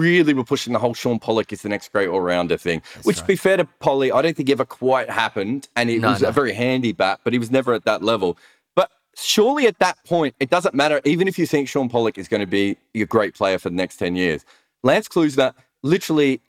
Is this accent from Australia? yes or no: yes; Australia; As an Australian